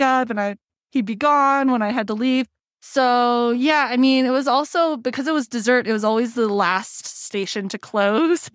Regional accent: Cerritos, California, United States; moved away as an adult; also born or lived in Thousand Oaks, California; now in Denver, United States; I'm originally from Cerritos in Southern California, border of L A and Orange

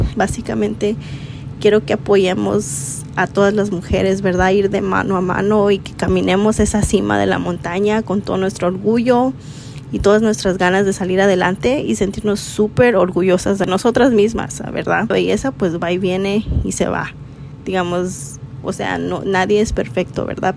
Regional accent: Elkhart, Indiana, United States; first language Spanish; also born or lived in Acapulco, Guerrero, Mexico; now in Chicago, United States; Y cuando cumplí cinco años, nos movimos a un pueblo que se llama Elkhart, Indiana y viví en Indiana 23 años

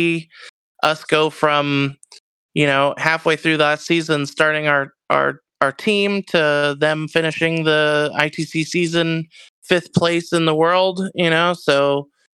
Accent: Canada; also born or lived in Rochester, Minnesota; I'm Canadian

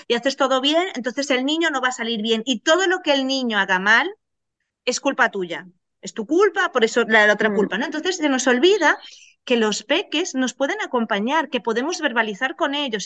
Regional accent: Venezuela; moved away; vengo de Venezuela y cuando llegamos aquí

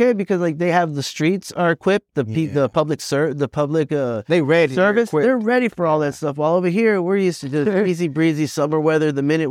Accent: Boston, Massachusetts, United States; born there; Yeah, I was born in Boston. That was fun. It was cold.

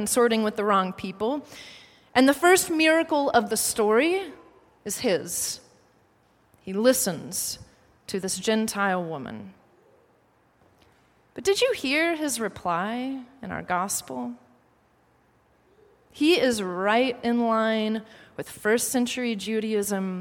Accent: United States; an American tourist

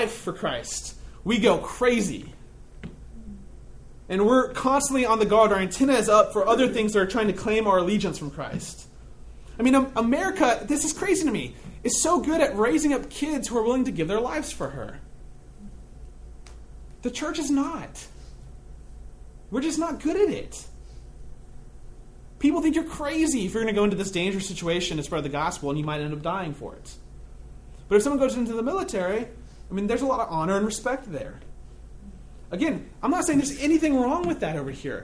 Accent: United States; I am an American.

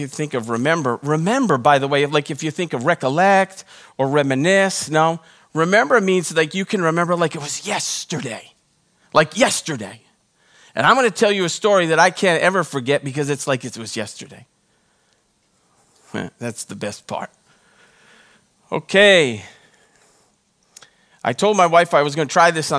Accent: Rhode Island, United States; now in Texas, United States; when I was growing up, I grew up in Rhode Island

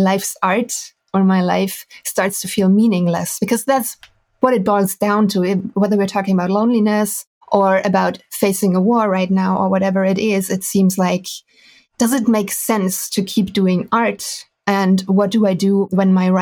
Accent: Düsseldorf, North Rhine-Westphalia, Germany; moved away as an adult; now in Detmold, Germany; So I'm from Germany. I'm originally from Düsseldorf, which is a beautiful, huge city at the Rhine. And I stranded in a tiny, tiny town called Detmold 3 years ago.

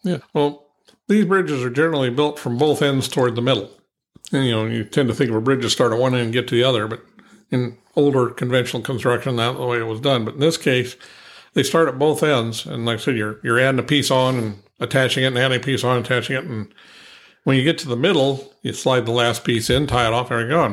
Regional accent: Ohio, United States; moved away; also born or lived in Pennsylvania; I'm originally from Ohio

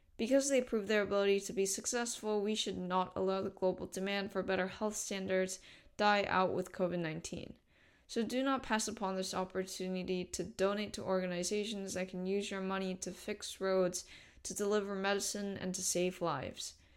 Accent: South Korea; I come from South Korea

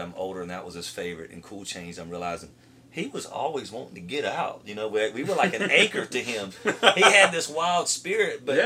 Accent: Tifton, Georgia, United States; moved away as an adult; also born or lived in Nashville; I love my hometown. Anybody, like, I love Tifton

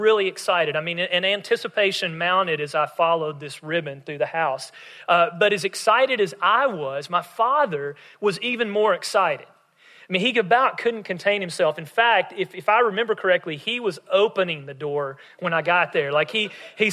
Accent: West Tennessee, United States; we would stay at my mom's parents in my hometown in West Tennessee

